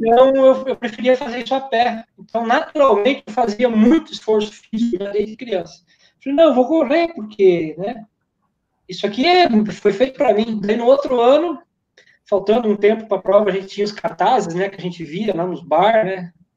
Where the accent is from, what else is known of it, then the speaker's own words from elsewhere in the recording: Santo Antônio do Sudoeste, Paraná, Brazil; moved away; also born or lived in Cosmópolis / Campos do Jordão; uma corrida que tinha lá na minha cidade, que ainda tem, tem ano que eles fazem, tem ano que não faz, sai da pracinha de Santo Antônio do Sudoeste